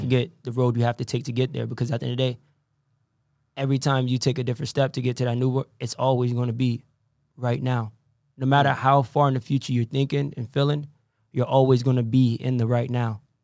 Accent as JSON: {"language": "English", "town": "Norwich", "region": "Connecticut", "country": "United States", "tie": "born or raised there", "said": "I was born in Norwich, but I'm I'm from Norwich. I don't claim anywhere else. I don't care because this is where I came up"}